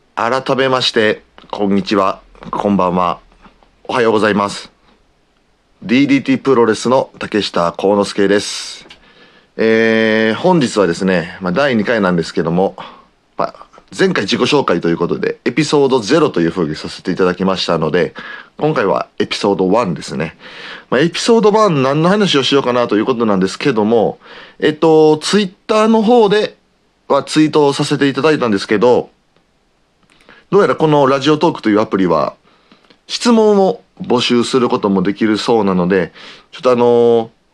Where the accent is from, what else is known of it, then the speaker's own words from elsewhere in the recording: Osaka, Japan; accent: Osaka dialect; 僕は大阪出身なので大阪弁を使う